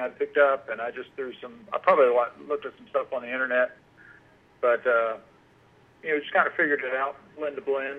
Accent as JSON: {"language": "English", "town": "Marietta", "region": "Georgia", "country": "United States", "tie": "born or raised there", "lives_now": "Cumming, United States", "said": "I grew up in uh, Marietta and kind of moved around up, up in the north uh, quadrant of Georgia."}